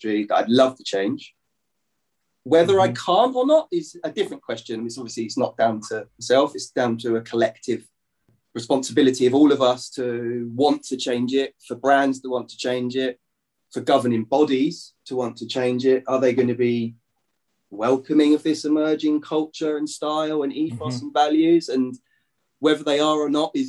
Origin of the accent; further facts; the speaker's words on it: London, United Kingdom; I'm from Lewisham, Southeast London